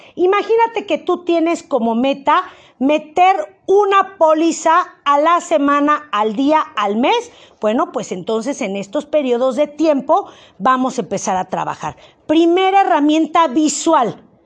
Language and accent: Spanish; Mexico; Como buen mexicano